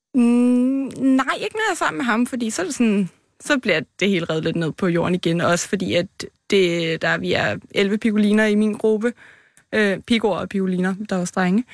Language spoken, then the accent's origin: Danish; Copenhagen, Capital Region of Denmark, Denmark; Jeg er fra København, fra Vandløse af